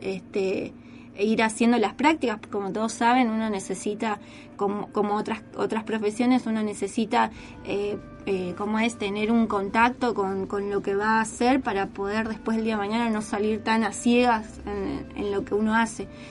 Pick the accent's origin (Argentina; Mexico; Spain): Argentina; Posadas, Misiones; moved away as an adult; also born or lived in Santo Tomé, Corrientes; now in San Fernando, Argentina; soy de Misiones, de Posadas